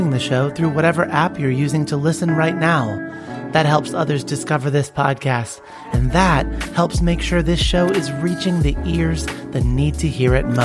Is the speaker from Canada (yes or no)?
no; Oregon, United States; I am eight years old, and I'm from Oregon.